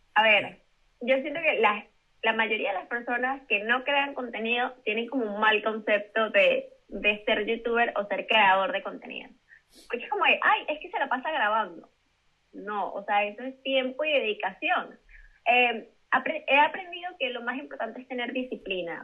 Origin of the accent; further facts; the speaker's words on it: Venezuela; moved away as an adult; now in Madrid, Spain; yo soy venezolana, pero tengo mis papeles españoles porque mis abuelos son españoles